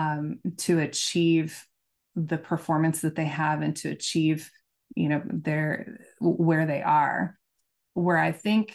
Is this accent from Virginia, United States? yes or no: no; Oklahoma, United States; I'm from Oklahoma